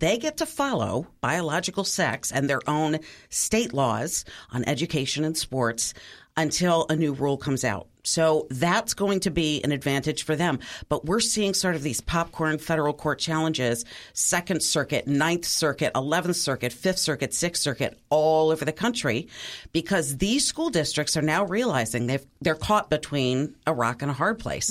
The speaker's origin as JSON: {"language": "English", "region": "Wisconsin", "country": "United States", "tie": "born or raised there", "said": "my home state of Wisconsin"}